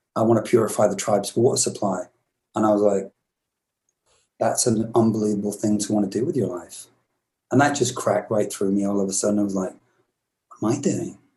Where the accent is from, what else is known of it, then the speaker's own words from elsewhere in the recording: England, United Kingdom; moved away; also born or lived in Glasgow, Scotland; I'm English